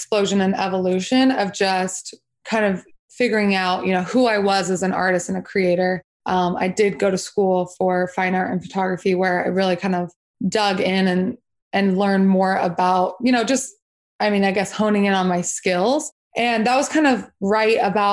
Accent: Salt Lake City, Utah, United States; I grew up in Salt Lake City, Utah.

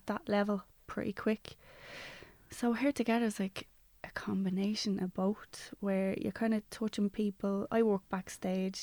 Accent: Dublin, Leinster, Ireland; I grew up in Ballymun

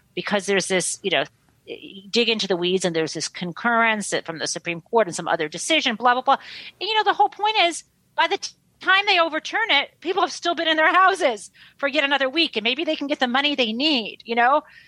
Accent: Michigan, United States; I grew up in Michigan, I grew up in the Midwest

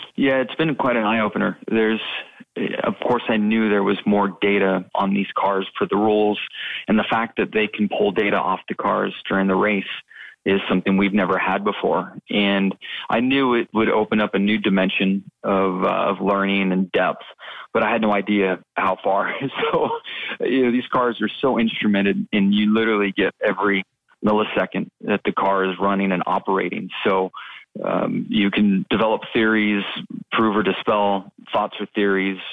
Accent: West Coast, United States; when I was young and growing up on the West Coast

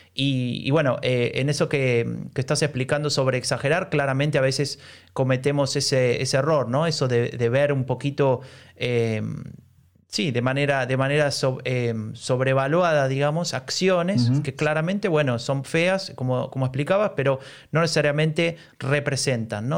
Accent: Argentina; now in Germany; vengo de un país como Argentina

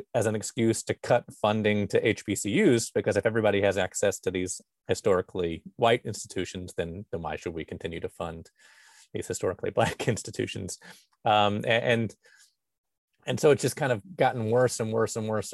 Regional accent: Birmingham, Alabama, United States; I grew up in the Birmingham suburbs

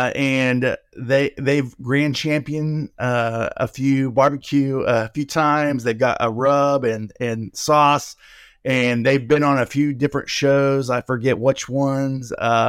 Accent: Oklahoma City, Oklahoma, United States; Home is Oklahoma City. That's okay. Born and raised. Now I've lived in different states, but that's home base.

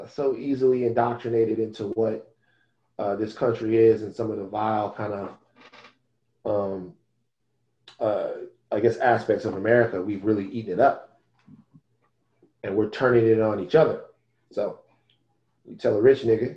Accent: Baton Rouge, Louisiana, United States; I come from South Baton Rouge, Louisiana

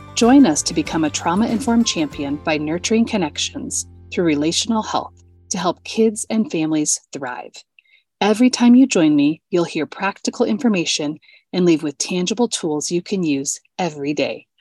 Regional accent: just outside of Des Moines, Iowa, United States; moved away; I grew up in this little home in, um, just outside of Des Moines

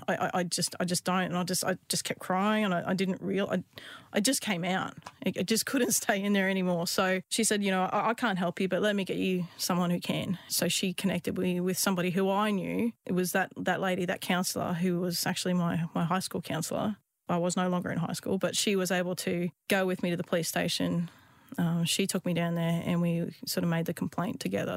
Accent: Queensland, Australia; I grew up in Queensland, uh, in the outback

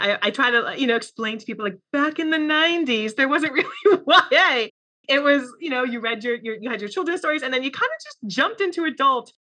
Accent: New York, United States; I'm from New York

